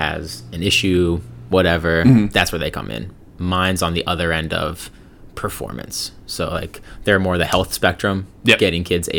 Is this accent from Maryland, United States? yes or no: yes; Prince George's County, Maryland, United States; I grew up in Maryland, PG County.